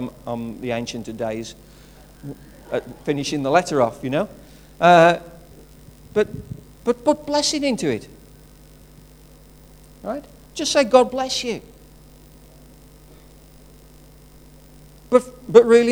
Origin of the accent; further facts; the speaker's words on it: Wolverhampton, West Midlands, United Kingdom; I'm from Wolverhampton. It just happens that way. It's a place of birth